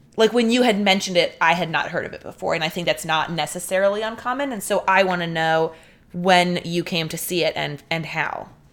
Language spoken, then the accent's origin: English; Delaware, United States; we're from Delaware and people in Delaware don't say freeway